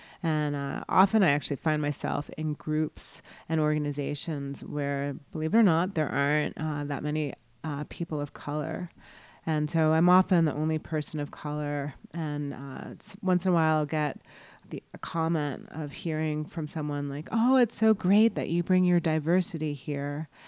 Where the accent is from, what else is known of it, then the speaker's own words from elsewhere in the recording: East Coast, United States; also born or lived in New York City; I was born in the Bronx in New York City, and I grew up mostly in on the East Coast, New Jersey, Connecticut.